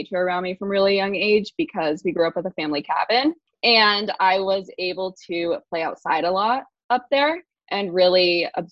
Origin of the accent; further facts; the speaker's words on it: Boise, Idaho, United States; I'm in Boise. I grew up here